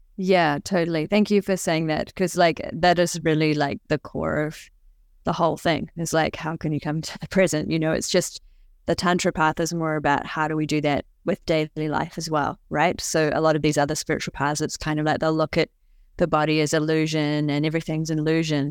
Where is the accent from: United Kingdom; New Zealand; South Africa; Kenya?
New Zealand; when I was younger, I was growing up in New Zealand